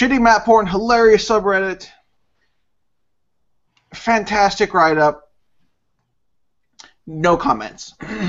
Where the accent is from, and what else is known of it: United States